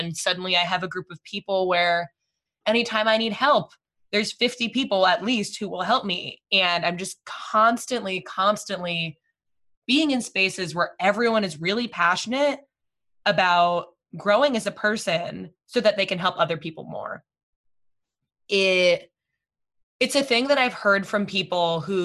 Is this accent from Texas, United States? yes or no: no; Fairfield, Connecticut, United States; now in New York City, United States; I grew up in Fairfield, Connecticut